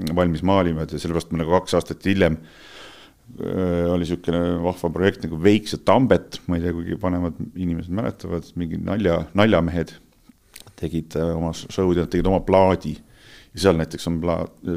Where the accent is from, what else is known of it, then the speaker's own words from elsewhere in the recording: Estonia; me oleme eestlased